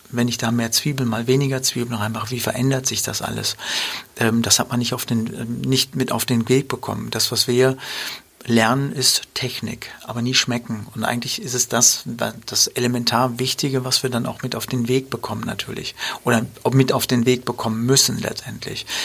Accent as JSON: {"language": "German", "town": "Dortmund", "region": "North Rhine-Westphalia", "country": "Germany", "tie": "born or raised there", "said": "wir sind ja in Dortmund groß geworden"}